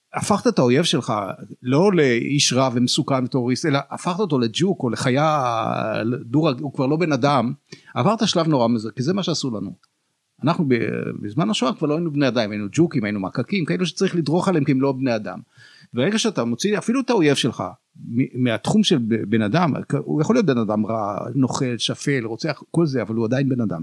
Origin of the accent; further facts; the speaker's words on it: Jerusalem, Jerusalem District, Israel; אני הייתי ירושלמי